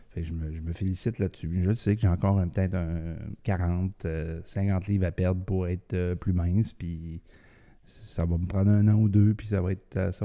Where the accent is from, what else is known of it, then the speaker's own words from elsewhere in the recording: Quebec City, Quebec, Canada; je viens de Québec, je connais la région de Québec